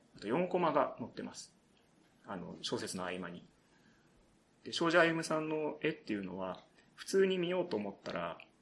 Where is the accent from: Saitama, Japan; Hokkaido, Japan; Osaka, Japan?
Saitama, Japan; also born or lived in Mie Prefecture; 埼玉県出身で、ちょっとだけ、ね、あの、小さい頃三重県に住んでたこともあります。